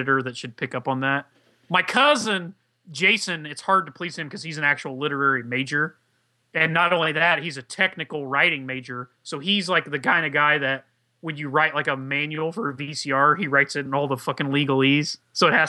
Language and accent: English; Indiana, United States; I'm a hillbilly. I'm from Indiana